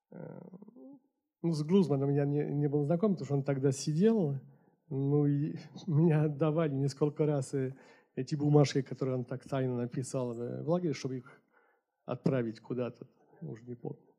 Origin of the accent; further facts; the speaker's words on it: Paris, Île-de-France, France; born there; так что я уже родился в Париже.